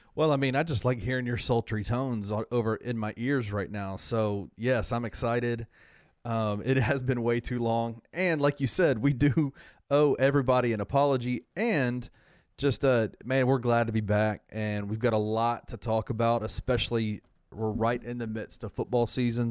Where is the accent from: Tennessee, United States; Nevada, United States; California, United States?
Tennessee, United States; Memphis; I'm from Memphis